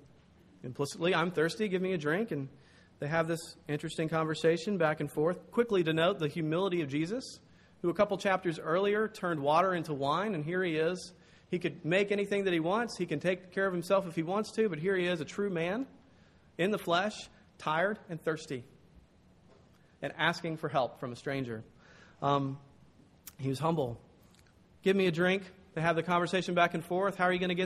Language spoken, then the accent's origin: English; the South, United States; I'm from the South.